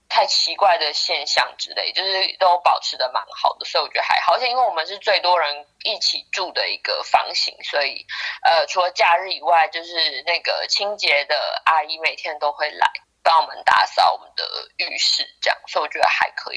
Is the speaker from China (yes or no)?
no; Taiwan; moved away as an adult; now in United Kingdom; 我从台湾来